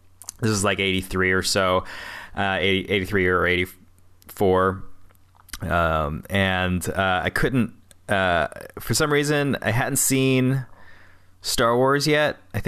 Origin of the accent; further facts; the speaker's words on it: South Carolina, United States; born there; I was born in South Carolina, and I don't remember much of it